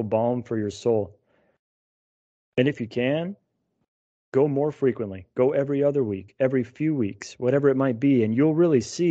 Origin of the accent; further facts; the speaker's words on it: United States; as American Catholics